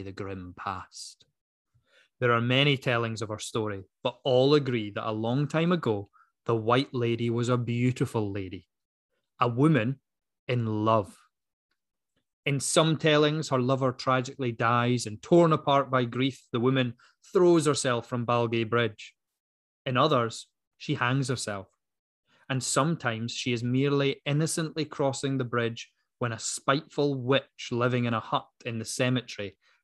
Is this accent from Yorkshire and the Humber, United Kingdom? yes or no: no; Dundee, Scotland, United Kingdom; why go outside of my hometown? I've never done it before, so I'm not going to do it now. I'm staying in Dundee.